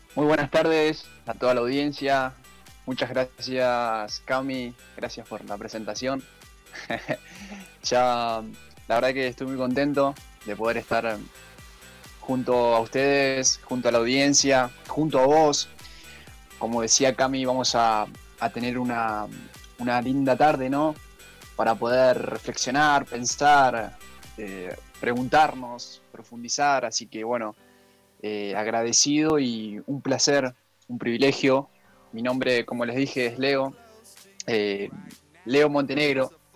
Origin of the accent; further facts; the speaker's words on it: Merlo, Buenos Aires Province, Argentina; soy de acá de Merlo, desde que nací